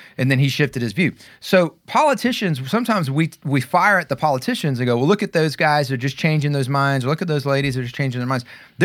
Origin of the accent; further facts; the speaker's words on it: the South, United States; I grew up in the South and I've moved around all over the place.